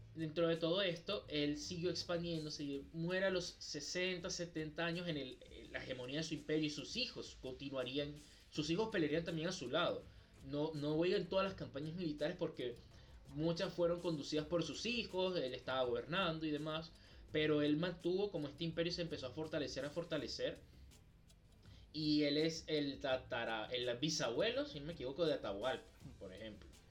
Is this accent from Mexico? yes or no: no; Venezuela; nosotros somos de Venezuela